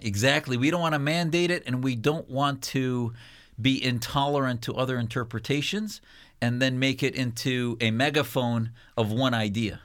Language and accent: English; United States; as a Muslim, as an American